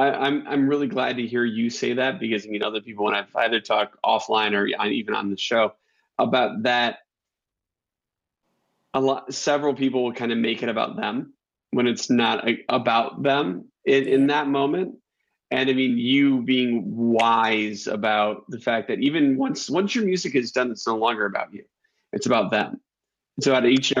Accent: Rockford, Illinois, United States; I'm a guy from Rockford, Illinois

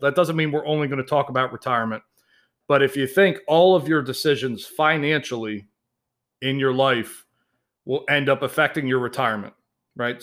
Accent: Baltimore, Maryland, United States; I was raised in Baltimore, Maryland.

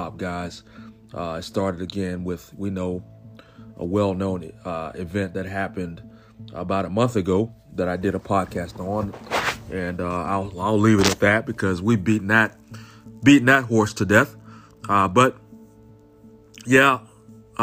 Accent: Augusta, Georgia, United States; my hometown, Augusta, Georgia

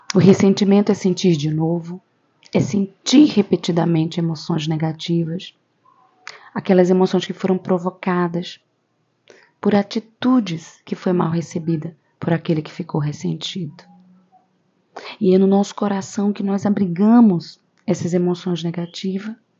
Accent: Camaragibe, Pernambuco, Brazil; sou de Pernambuco, de uma cidade chamada Camaragibe.

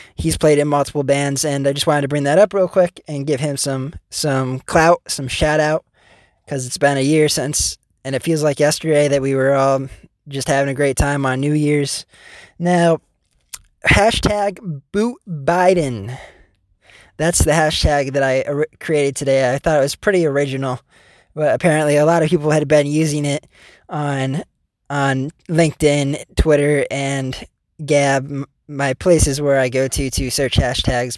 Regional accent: United States; the one guy from America

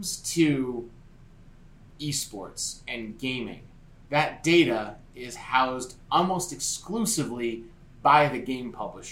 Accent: New Jersey, United States; my home state of New Jersey now

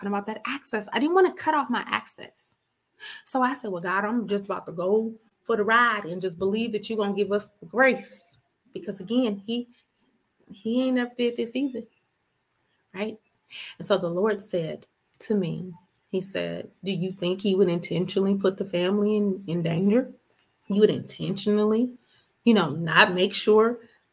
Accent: Richmond, Virginia, United States; I'm from Richmond

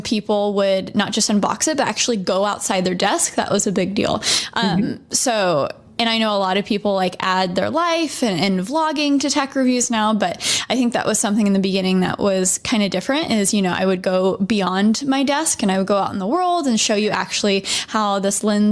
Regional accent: Dallas, Texas, United States; moved away as an adult; also born or lived in New York; I am a YouTuber now based in Dallas, Texas

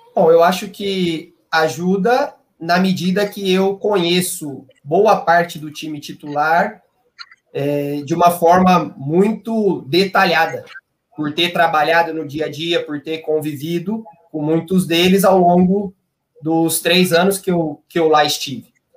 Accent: Campinas, São Paulo, Brazil; eu sou de Campinas, eu fiz faculdade de educação física em Campinas mesmo, na Unicamp

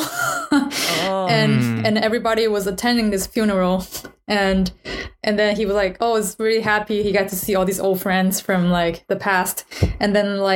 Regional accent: China; English is a second language; moved away as an adult; now in United States; after I came to the United States, because I grew up in China.

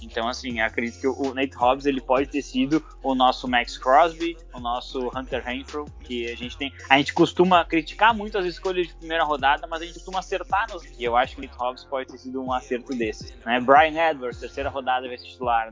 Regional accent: Porto Alegre, Rio Grande do Sul, Brazil; Eu sou de Porto Alegre, Rio Grande do Sul, e o Colorado fanático de criar dentro do Beira Rio

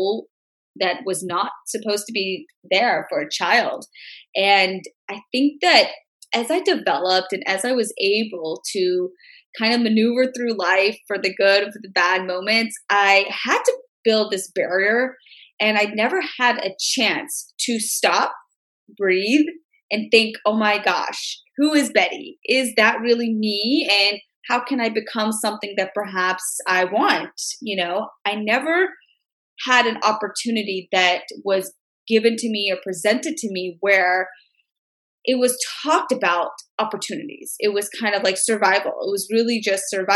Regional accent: Memphis, Tennessee, United States; I'm from Memphis, Tennessee, born, raised, grew up there all my life

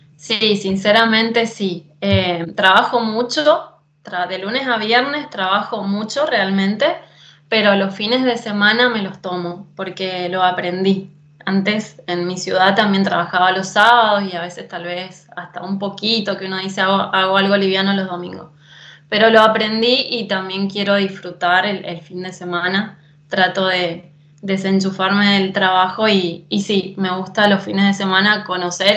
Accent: San Rafael, Mendoza, Argentina; moved away as an adult; now in Italy; yo vengo de San Rafael, Mendoza

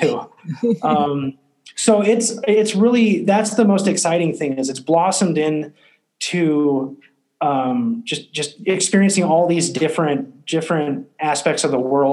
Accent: West Coast, United States; moved away as an adult; also born or lived in Paris, France; come back to my hometown

